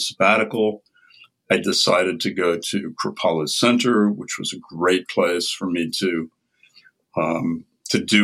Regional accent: Midwest, United States; moved away as an adult; also born or lived in Ohio / Boston; now in Albany, United States; I grew up in the Midwest in a very Protestant family

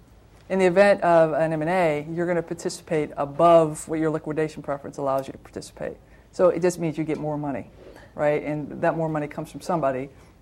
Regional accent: Toledo, Ohio, United States; I worked back in my hometown. I'm a Toledoan from Ohio, and wanted to go back home to be with family.

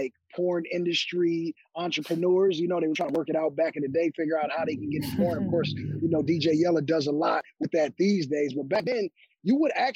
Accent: Compton, California, United States; I'm born and raised in Compton, California

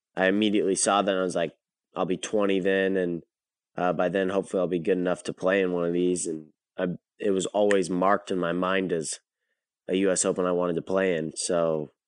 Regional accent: Chico, California, United States; moved away as an adult; now in Atlanta, United States; I'm from Northern California

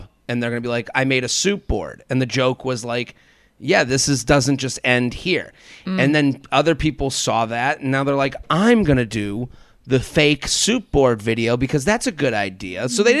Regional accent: Needham, Massachusetts, United States; like I'm from Needham, which is outside of Boston.

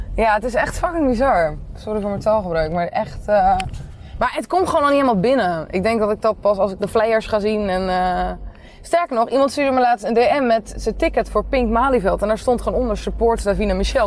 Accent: Nieuwerkerk, South Holland, Netherlands; Ik kom uit Nieuwekerk

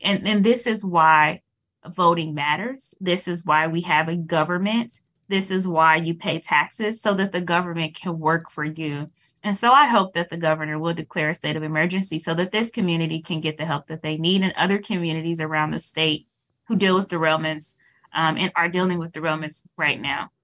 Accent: Dayton, Ohio, United States; closer to my hometown, Dayton

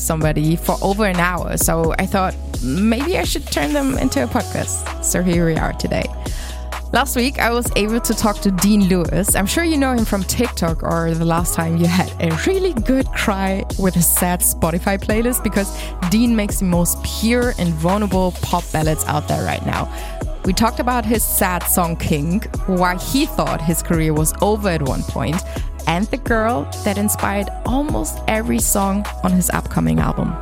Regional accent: Germany; accent: German; English is a second language; now in Berlin, Germany; I'm German, chances are pretty high you hear my embarrassing German accent slipping out from time to time

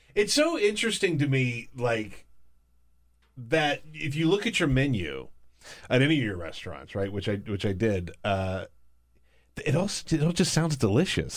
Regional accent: the South, United States; I come from the South

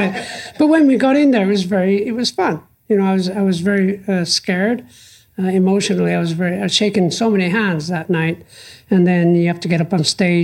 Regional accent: England, United Kingdom; I'm from England

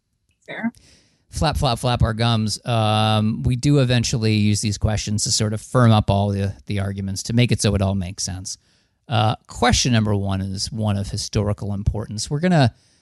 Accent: New Jersey, United States; I'm from New Jersey

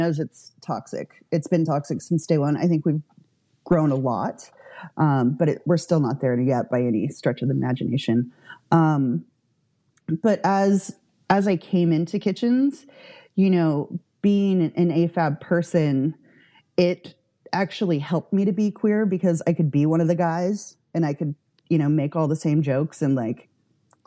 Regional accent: Santa Barbara, California, United States; also born or lived in Santa Ynez Valley; I grew up in Santa Barbara

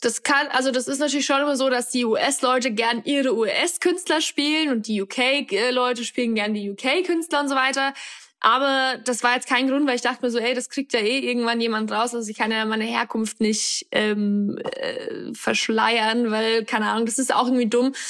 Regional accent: Upper Palatinate, Bavaria, Germany; also born or lived in Australia; now in Berlin, Germany; bin eigentlich geboren und aufgewachsen in der Oberpfalz, in einem ganz kleinen Dorf in, in äh, Karm heißt es

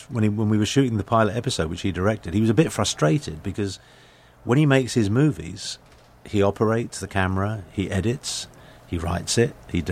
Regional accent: London, United Kingdom; moved away as an adult; now in United States; born and raised in England, mm-hmm. now an American citizen.

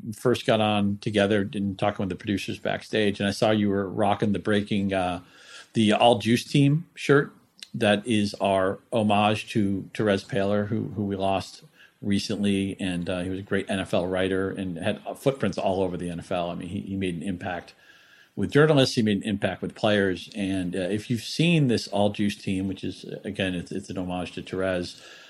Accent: New England, United States; we're both from New England

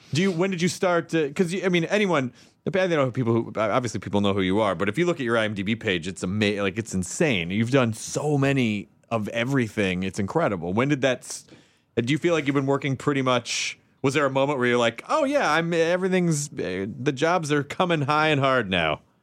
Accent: Memphis, Tennessee, United States; now in Los Angeles, United States; I grew up in uh, Memphis, Tennessee

